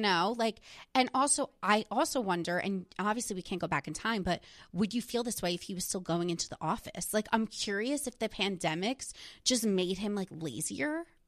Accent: New Jersey, United States; I was from New Jersey

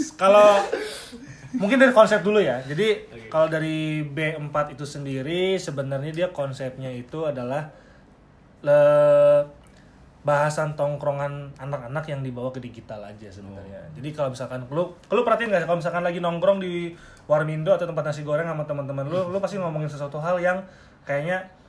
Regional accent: Balikpapan, East Kalimantan, Indonesia; gue dari Balikpapan

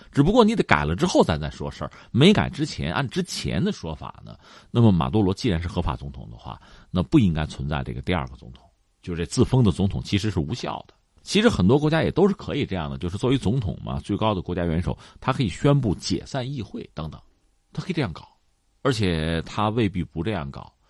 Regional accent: China; 因为我们中国人讲嘛，

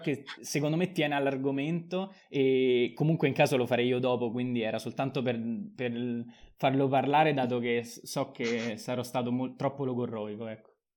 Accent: Rome, Lazio, Italy; da romano

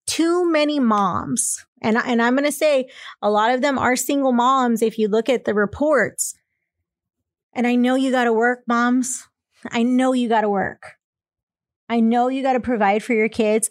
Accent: Texas, United States; I'm from Texas

